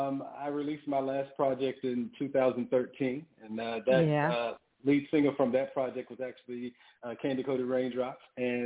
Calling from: Atlanta, Georgia, United States; I am calling in from Atlanta, Georgia.

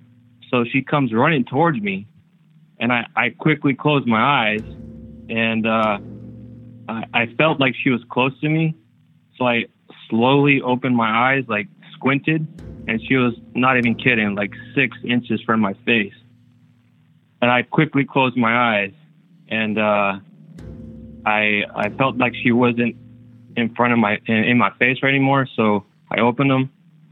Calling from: Florida, United States; Calling from Florida.

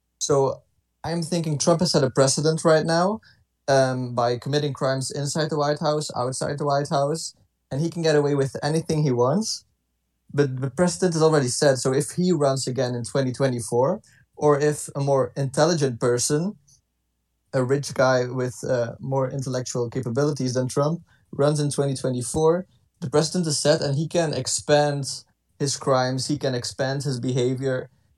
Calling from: Ghent, Flanders, Belgium; English is a second language; I am calling from Ghent.

